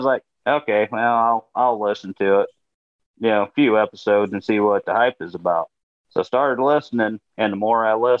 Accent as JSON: {"language": "English", "town": "Albion", "region": "Indiana", "country": "United States", "said": "I'm from Northeast Indiana, as you said, around Albion"}